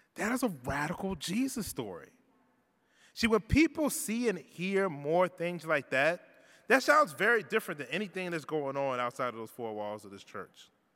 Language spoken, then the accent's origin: English; Richmond, Virginia, United States; moved away; also born or lived in Toronto; where I grew up in Richmond um, in the South